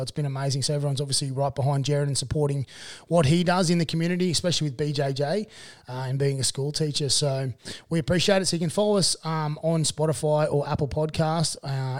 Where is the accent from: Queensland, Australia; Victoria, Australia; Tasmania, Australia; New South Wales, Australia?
New South Wales, Australia; Dubbo; born or raised there; also born or lived in Warren